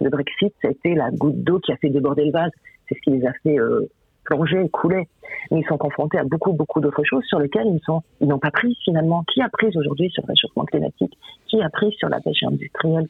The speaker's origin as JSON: {"language": "French", "area": "the North", "region": "Hauts-de-France", "country": "France", "said": "je suis du Nord"}